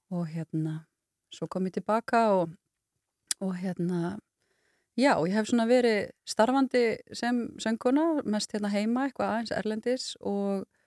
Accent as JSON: {"language": "Icelandic", "town": "Kópasker", "region": "Northeastern Region", "country": "Iceland", "tie": "born or raised there", "also_born_or_lived": "Ólafsvík", "moved": "yes", "said": "ég er alin upp uh, á Kópaskeri"}